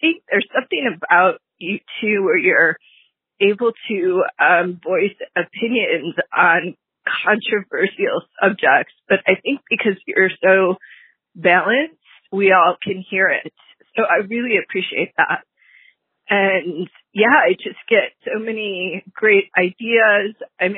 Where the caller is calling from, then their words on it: Mountain View, California, United States; I'm calling from Mountain View, California.